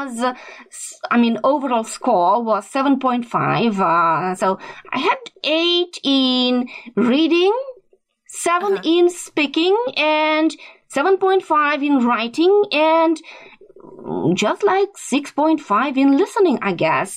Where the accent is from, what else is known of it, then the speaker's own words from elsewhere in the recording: Russia; first language a Russian minority language; English is a second language; I'm from Russia.